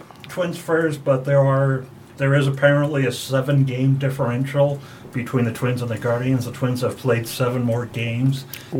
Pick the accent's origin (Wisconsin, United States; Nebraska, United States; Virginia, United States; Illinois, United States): Nebraska, United States; Omaha; I'm from Omaha